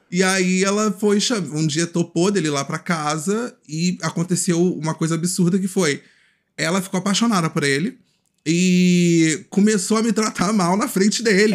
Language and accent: Portuguese; Rio de Janeiro, Brazil; moved away as an adult; now in Niterói, Brazil; eu venho do Complexo do Alemão, atualmente eu moro em Niterói